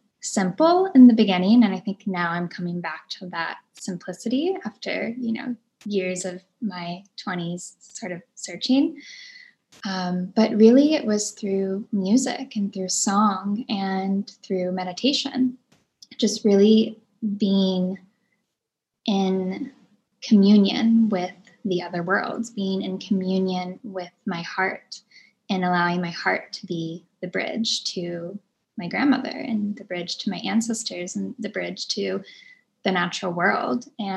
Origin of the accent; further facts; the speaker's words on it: New Orleans, Louisiana, United States; also born or lived in Florida / Mississippi; But growing up in New Orleans definitely made a huge imprint in my life as well, because the spirit is definitely very alive there, and the spirit of music and the spirit of joy and the spirit of the other worlds.